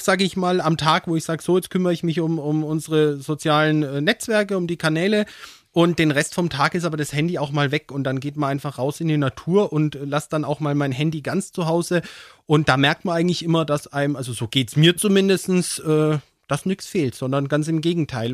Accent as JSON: {"language": "German", "town": "Höchberg", "region": "Bavaria", "country": "Germany", "tie": "born or raised there", "also_born_or_lived": "Würzburg", "said": "in meinem Heimatort in Höchberg"}